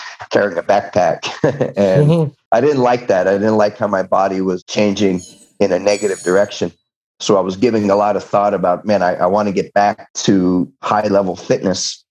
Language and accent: English; San Diego, California, United States; San Diego State University, which is my hometown